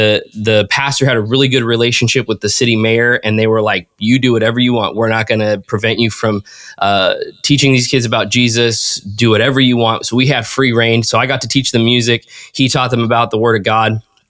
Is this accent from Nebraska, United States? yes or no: no; California, United States; also born or lived in Indiana / Minnesota / Washington; But I was born in California, and then we moved all over the states. We moved to Indiana, then we moved to Minnesota, then to Washington, and then back down to California. Spent most of my childhood in California.